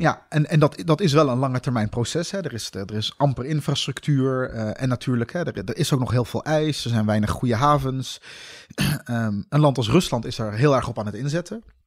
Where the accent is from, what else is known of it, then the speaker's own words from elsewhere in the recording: Netherlands; ik ben in Nederland geboren.